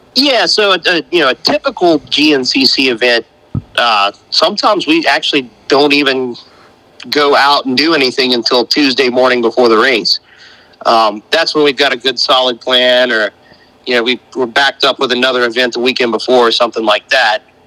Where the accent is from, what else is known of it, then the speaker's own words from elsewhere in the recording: North Carolina, United States; I'm from North Carolina, and I, I, don't feel like I have near as thick an accent as, as what Buren has.